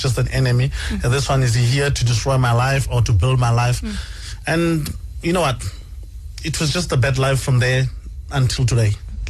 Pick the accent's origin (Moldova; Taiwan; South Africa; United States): South Africa; Madibeng, North West; also born or lived in Alexandra, Johannesburg, Gauteng; I was born in Alexandra, but I was raised in Northwest. And that's why I call my hometown Nefo, Northwest Madibeng.